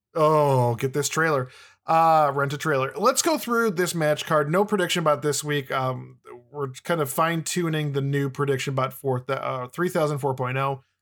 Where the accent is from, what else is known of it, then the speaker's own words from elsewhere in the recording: Midwest, United States; I'm from the Midwest